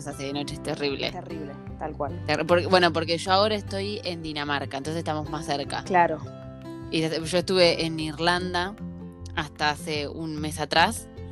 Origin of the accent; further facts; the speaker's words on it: Santa Fe, Argentina; moved away as an adult; also born or lived in Ireland; now in Denmark; Yo me crié en un pueblo, soy de Santa Fe